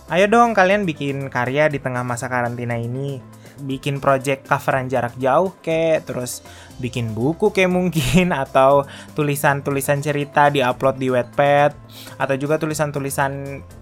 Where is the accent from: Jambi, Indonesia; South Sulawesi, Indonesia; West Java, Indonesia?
South Sulawesi, Indonesia; Sorowako; moved away; Nah kalau di kampungku di Sorowako ada juga nih tradisi e, menjelang memasuki bulan Ramadan. Sebelum ngerantau dulu menjelang bulan Ramadan itu bukan munggahan